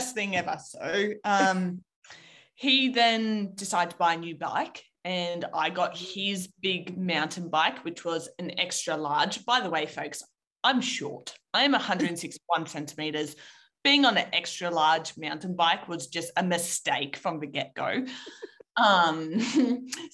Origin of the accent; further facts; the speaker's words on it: Canberra, Australian Capital Territory, Australia; So I'm from Canberra. I was born and raised.